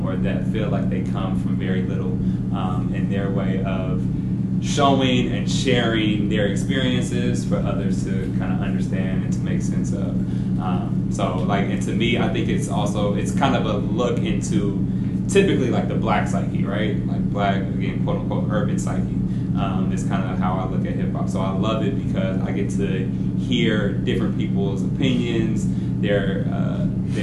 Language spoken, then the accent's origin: English; Oakland, California, United States; I'm actually from Oakland, born and raised